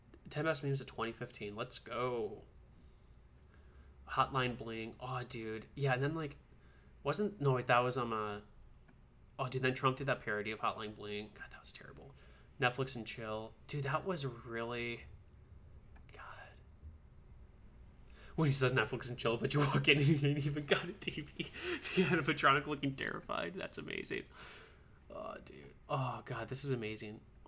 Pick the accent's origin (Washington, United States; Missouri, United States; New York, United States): Missouri, United States; St. Louis; I'm actually from St. Louis area.